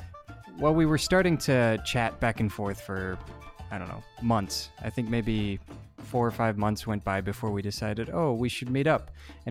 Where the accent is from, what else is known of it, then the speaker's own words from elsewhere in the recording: Minnesota, United States; first language English; moved away as an adult; now in Puerto Rico; my home state of Minnesota